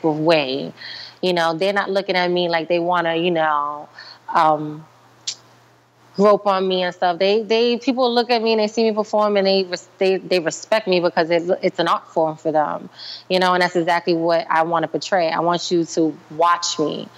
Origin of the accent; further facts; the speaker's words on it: New York, United States; I'm a New Yorker